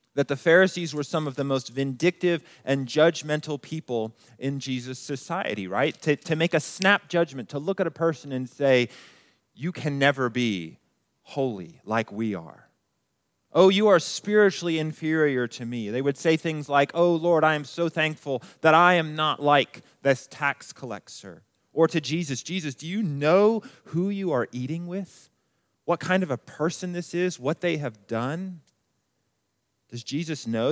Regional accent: Colorado Springs, Colorado, United States; moved away as an adult; I grew up here in Colorado Springs

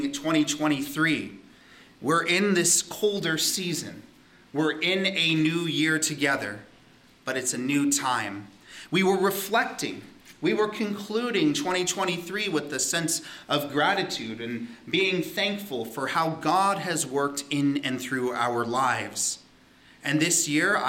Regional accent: Southern California, United States; moved away as an adult; also born or lived in Hawaii; now in Ontario, Canada; growing up in Southern California in the desert, and we were by a mountain, and so every so often we would get snow.

